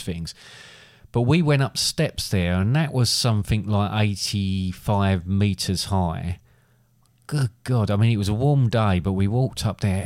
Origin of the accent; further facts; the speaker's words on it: England, United Kingdom; being English